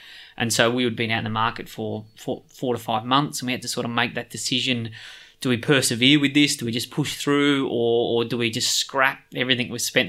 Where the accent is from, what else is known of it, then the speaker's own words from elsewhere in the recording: Australia; We're from Australia.